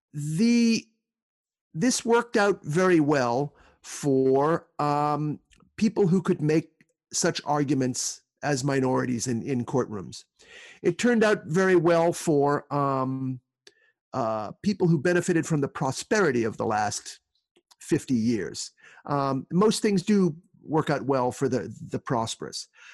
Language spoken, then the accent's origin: English; Northeast, United States; I grew up in the Northeast